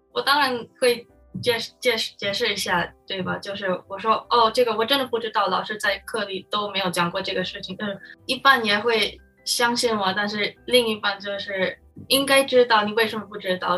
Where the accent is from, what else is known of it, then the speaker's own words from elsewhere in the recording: Philippines; Chinese is a second language; moved away as an adult; now in United States; 我就是在菲律宾出生长大，所以我就在菲律宾，嗯，上课